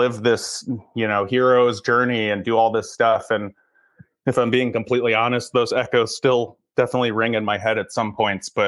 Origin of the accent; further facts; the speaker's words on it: Chicago, Illinois, United States; moved away as an adult; now in Los Angeles, United States; I grew up in Chicago.